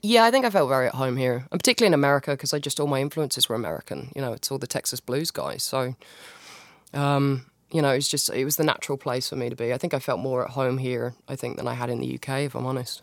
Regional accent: United Kingdom; I'm very British

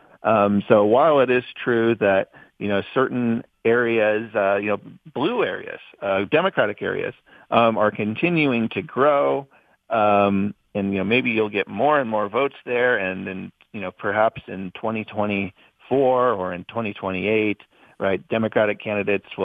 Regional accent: Montana, United States; my home state of Montana

